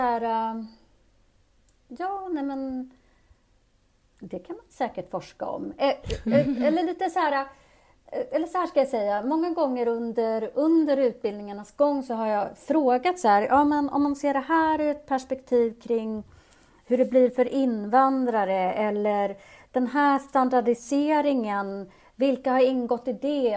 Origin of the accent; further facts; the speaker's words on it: Uppsala, Uppsala County, Sweden; also born or lived in Addis Ababa, Ethiopia; växte jag upp där i Uppsala